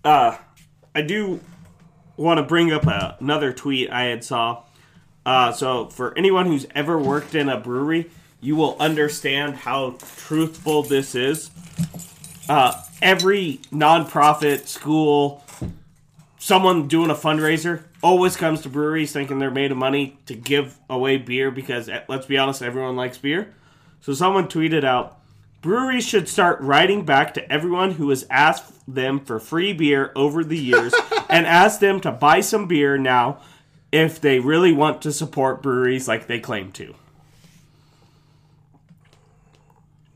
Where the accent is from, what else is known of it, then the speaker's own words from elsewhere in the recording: North Idaho, United States; I'm from North Idaho